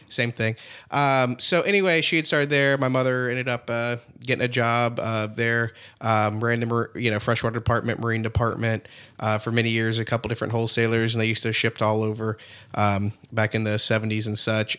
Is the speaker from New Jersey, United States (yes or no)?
no; Apopka, Florida, United States; born and raised in the greater Orlando area